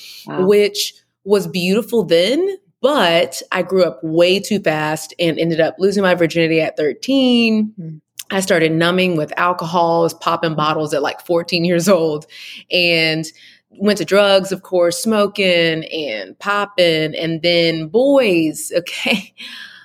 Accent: Houston, Texas, United States; moved away as an adult; also born or lived in Atlanta, Georgia; I'm originally from Houston

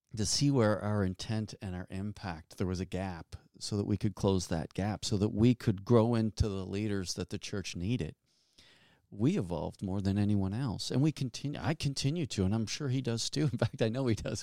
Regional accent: Halifax, Nova Scotia, Canada; I'm from Halifax, Nova Scotia

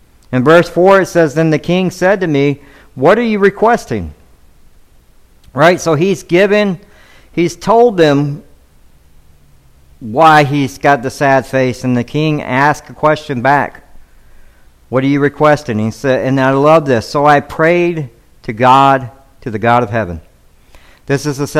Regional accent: Atlanta, Georgia, United States; now in Devine, Texas, United States; I was born in Atlanta

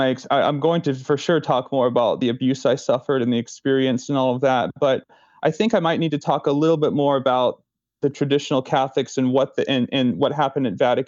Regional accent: Irving, Texas, United States; also born or lived in Dallas; I was born in Dallas, Texas in 1996 and grew up in a suburb of Dallas called Irving.

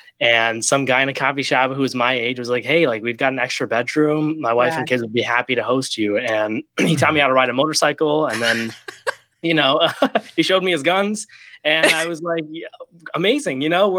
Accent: Ohio, United States; my parents emigrated from India in the early 90s. I'm a born and raised kid from Ohio.

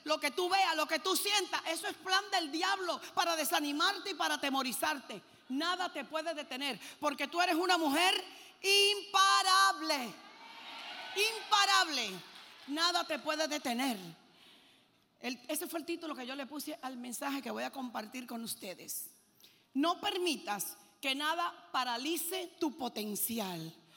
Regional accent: Puerto Rico; also born or lived in Cuba / Lebanon (parents); Yo nací en Cuba y a los seis años salimos de Cuba y nos fuimos a Puerto Rico. Y yo me crié en Puerto Rico

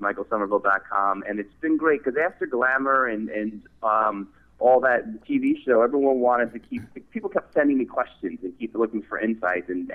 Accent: northern New Jersey, United States; moved away as an adult; also born or lived in Manhattan, New York City; now in New York City, United States; Originally from New Jersey, born in northern New Jersey and lived in Manhattan, now New York City, so sort of been an East Coaster my whole life.

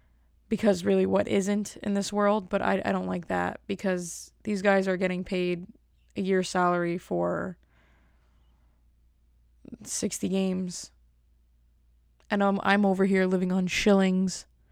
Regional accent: Bronx, New York, United States; I'm still … from the Bronx. The Bronx.

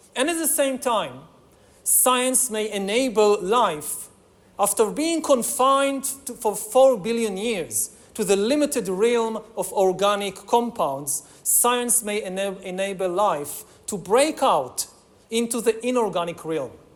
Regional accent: Israel; my home country of Israel

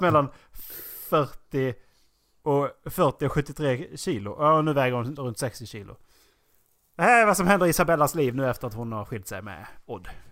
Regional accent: Sweden; vi är från Sverige och att vi är svenskar

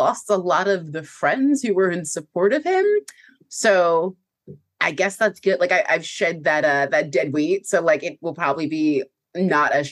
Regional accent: United States; as an American

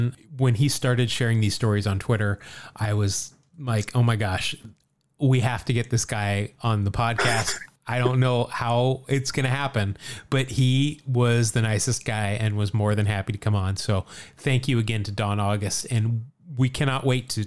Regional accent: Salt Lake City, Utah, United States; I grew up in Salt Lake City

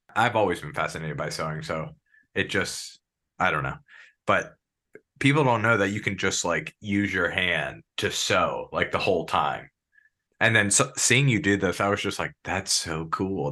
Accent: Maryland, United States; moved away; I'm originally from Maryland.

